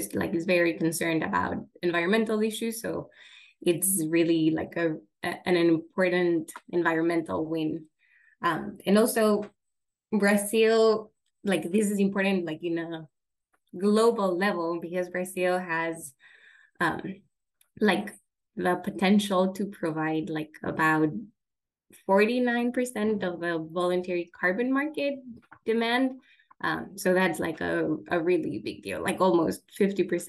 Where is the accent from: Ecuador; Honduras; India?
Ecuador; now in Washington, D.C., United States; I'm from Ecuador